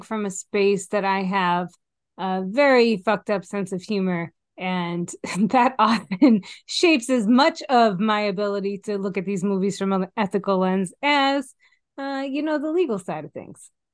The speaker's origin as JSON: {"language": "English", "region": "Massachusetts", "country": "United States", "moved": "yes", "said": "I am originally from Massachusetts."}